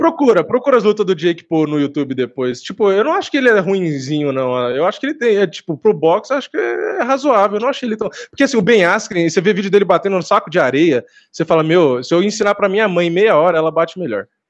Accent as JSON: {"language": "Portuguese", "region": "São Paulo", "country": "Brazil", "said": "sou daqui de São Paulo."}